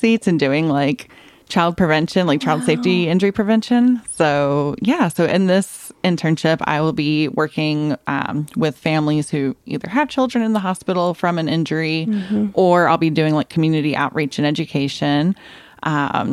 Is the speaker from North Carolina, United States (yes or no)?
yes; Randleman, North Carolina, United States; I'm originally from Randleman, very small town, center of the state, going in between Greensboro and Asheboro